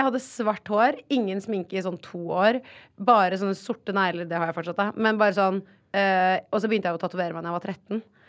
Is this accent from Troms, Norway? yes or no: no; Oslo, Norway; Men jeg har bodd på Ullern hele livet mitt.